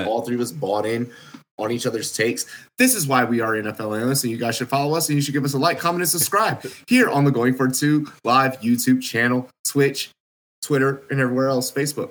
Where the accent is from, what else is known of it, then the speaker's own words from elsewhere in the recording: Washington, District of Columbia, United States; I'm from Berry Farms. I'm from Southeast